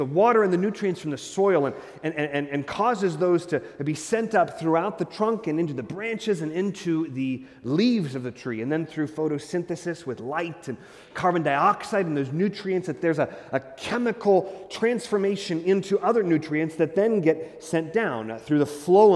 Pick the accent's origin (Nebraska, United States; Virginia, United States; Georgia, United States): Nebraska, United States; Hastings; moved away; I was from Hastings, not a really big town in the state of Nebraska